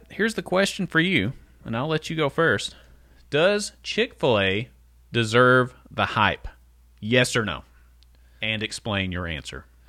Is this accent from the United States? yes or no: yes; Letcher County, Kentucky, United States; we're from Letcher County